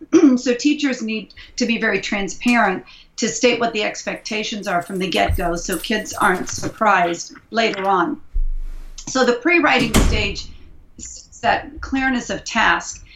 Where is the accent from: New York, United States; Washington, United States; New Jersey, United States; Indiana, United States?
Indiana, United States; Indianapolis; now in San Francisco Bay Area, United States; I'm originally from Indianapolis, Indiana, but I've been living in the San Francisco Bay Area